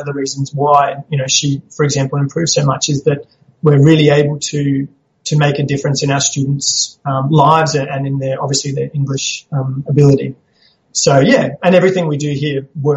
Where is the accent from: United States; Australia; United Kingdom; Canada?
Australia; Townsville, Queensland; also born or lived in Papua New Guinea / Brisbane; I grew up in Townsville. I was born in Papua New Guinea, but then came back and lived in Townsville with my parents, so grew up here.